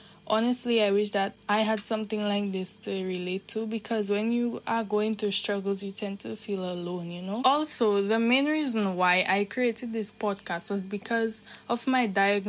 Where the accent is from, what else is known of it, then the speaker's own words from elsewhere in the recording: Dominica; I am from the Nature Isle of the Caribbean. And in case you guys don't know, the country which is considered the Nature Isle of the Caribbean is Dominica.